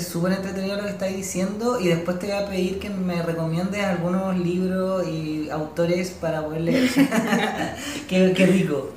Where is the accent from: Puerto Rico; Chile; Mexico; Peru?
Chile; tenemos aquí como sociedad chilena